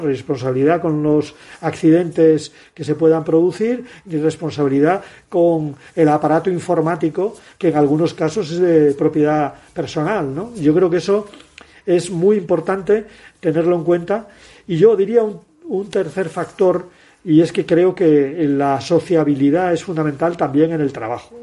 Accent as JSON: {"language": "Spanish", "region": "Asturias", "country": "Spain", "said": "Mi tierra"}